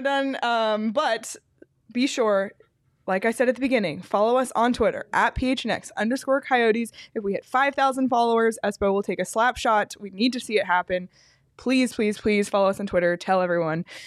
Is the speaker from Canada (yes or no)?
yes; Canada; as a Canadian, and I know I'm a dual citizen